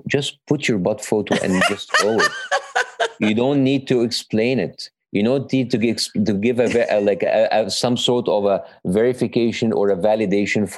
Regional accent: Egypt; English is a second language; moved away as an adult; now in United States; I am Egyptian American

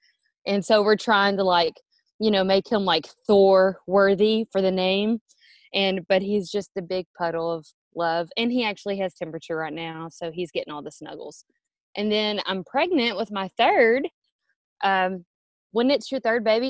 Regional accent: Orange, Texas, United States; moved away as an adult; now in Atlanta, Texas, United States; I grew up in Orange, Texas, which is way down southeast, right by the Gulf of Mexico and Louisiana.

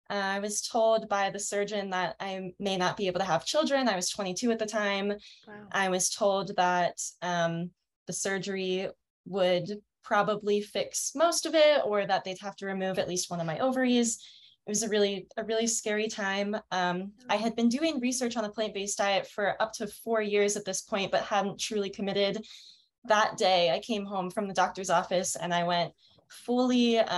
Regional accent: Denver, Colorado, United States; I'm 24 and I'm from Denver, Colorado. I actually just moved here.

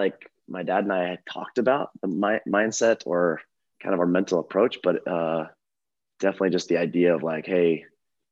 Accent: Eastern Oregon, United States; I grew up in Eastern Oregon, kind of all over.

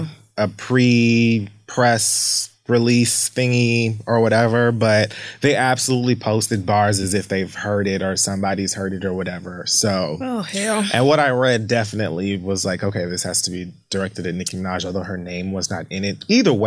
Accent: Bronx, New York, United States; he knows that I'm like, I'm passionate and I'm from the Bronx and whatever, whatever.

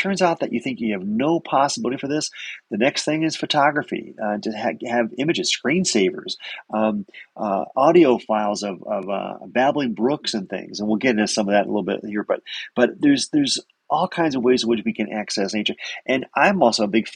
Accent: Connecticut, United States; I grew up in Connecticut

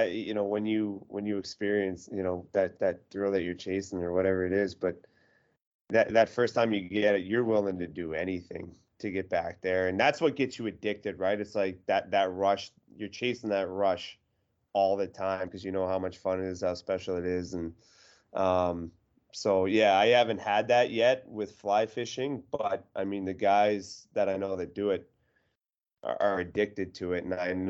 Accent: Eastern Canada, Canada; now in Boston, United States; I'm from Eastern Canada and being in Boston, you know, we don't have big mountains.

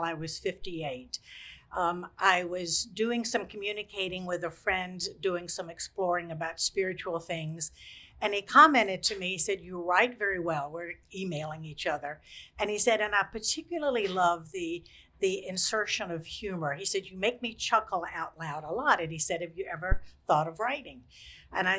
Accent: Lynchburg, Virginia, United States; also born or lived in eastern North Carolina; We moved here when I was 10

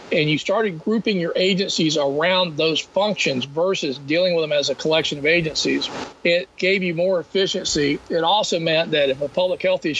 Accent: Florida, United States; I'm from Florida

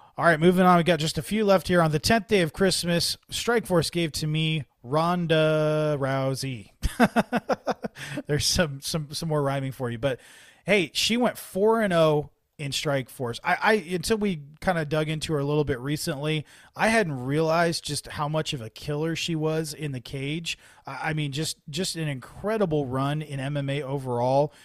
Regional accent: Bay Area, California, United States; also born or lived in Mountain View / San Jose; I'm from the San Jose area that I was born in Mountain View. I was raised in the Bay Area. I lived in San Jose for a while

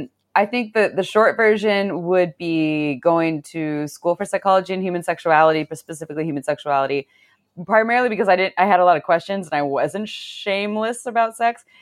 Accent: Santa Cruz, California, United States; I grew up in Santa Cruz

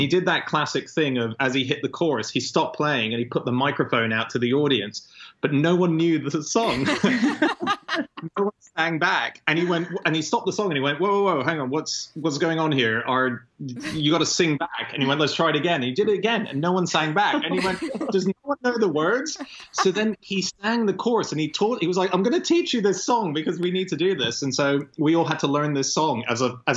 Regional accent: Hong Kong; I was born and raised in Hong Kong

